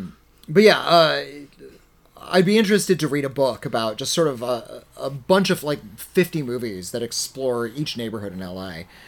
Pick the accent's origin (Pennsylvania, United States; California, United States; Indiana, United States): California, United States; Los Angeles; also born or lived in Tacoma, Washington; I was raised in Los Angeles.